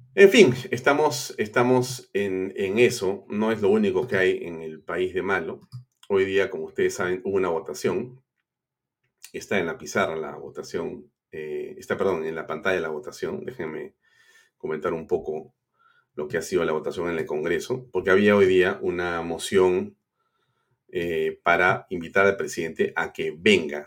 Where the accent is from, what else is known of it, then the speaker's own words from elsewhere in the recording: Peru; como peruano